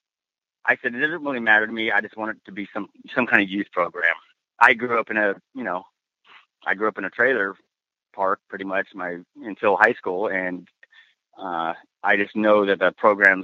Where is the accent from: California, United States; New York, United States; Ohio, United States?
California, United States; San Diego; also born or lived in Key West, Florida / Groton, Connecticut; finally he got stationed in San Diego, and I grew up here